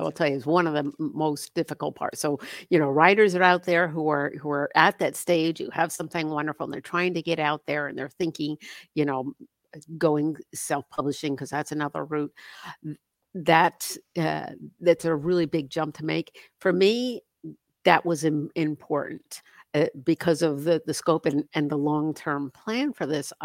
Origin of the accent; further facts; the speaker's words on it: Northern New Jersey, United States; moved away; I grew up in Northern New Jersey